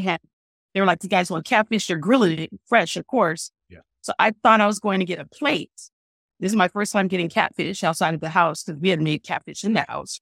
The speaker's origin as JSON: {"language": "English", "town": "San Francisco", "region": "California", "country": "United States", "tie": "born or raised there", "said": "I grew up in San Francisco, which is very diverse"}